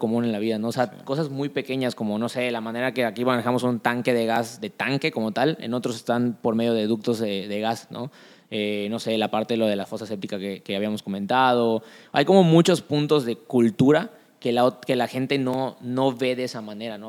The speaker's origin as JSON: {"language": "Spanish", "region": "Yucatán", "country": "Mexico", "said": "como yucateco"}